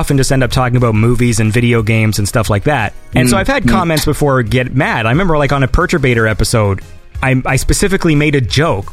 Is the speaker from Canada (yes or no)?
yes; Canada; I'm from Canada.